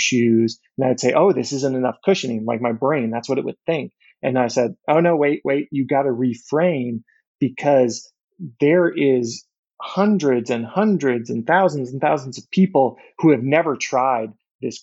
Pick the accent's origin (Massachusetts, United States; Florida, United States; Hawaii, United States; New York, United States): Florida, United States; Orlando; moved away as an adult; also born or lived in Arkansas / San Francisco Bay Area; I grew up in Florida